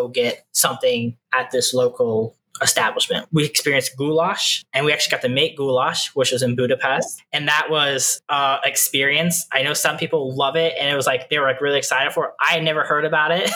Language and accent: English; Midwest, United States; We are from the Midwest